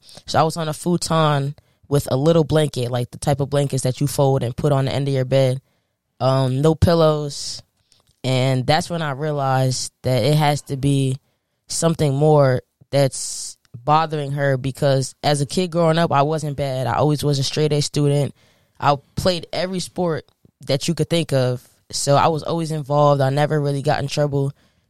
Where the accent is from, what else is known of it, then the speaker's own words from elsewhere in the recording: New Jersey, United States; we growing up in North Jersey, me and her lived in a townhouse.